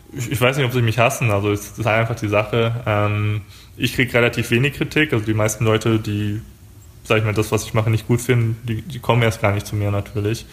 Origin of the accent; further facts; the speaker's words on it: Germany; wir sind jetzt aus Deutschland